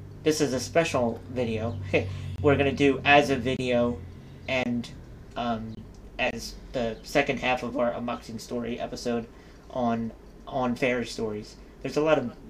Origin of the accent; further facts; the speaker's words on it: Philadelphia, Pennsylvania, United States; we're from Philadelphia